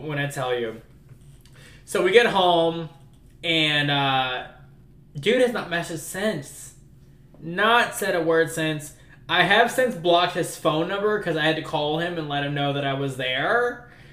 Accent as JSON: {"language": "English", "town": "New Orleans", "region": "Louisiana", "country": "United States", "moved": "yes", "said": "I'm originally from New Orleans"}